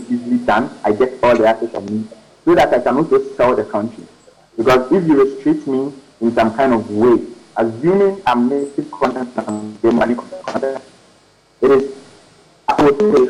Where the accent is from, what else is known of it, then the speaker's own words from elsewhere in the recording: Ghana; I'm a Ghanaian.